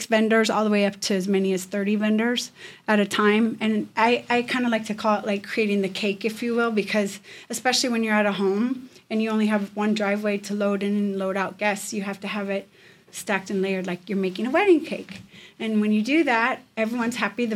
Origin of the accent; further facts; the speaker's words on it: Chicago, Illinois, United States; moved away as an adult; also born or lived in Washington, D.C. / San Diego; now in Las Vegas, United States; growing up in the Midwest in Chicago